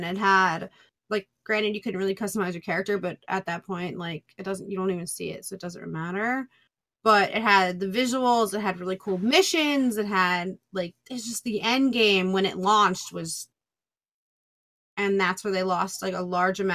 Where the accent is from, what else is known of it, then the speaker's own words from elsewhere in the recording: New York, United States; I'm from New York.